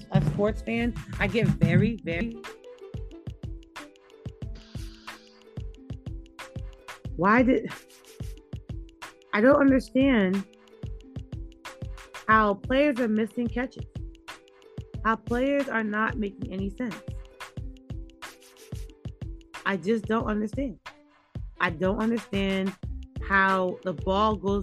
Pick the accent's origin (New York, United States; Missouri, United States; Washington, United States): New York, United States; now in Maryland, United States; we're a New Yorker, New York fan, New Yorker here. Well, I live in Maryland